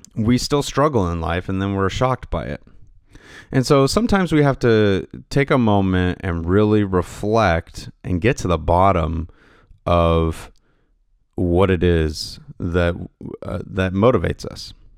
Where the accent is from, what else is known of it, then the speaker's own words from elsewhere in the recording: Pacific Northwest, United States; I'm from the Pacific Northwest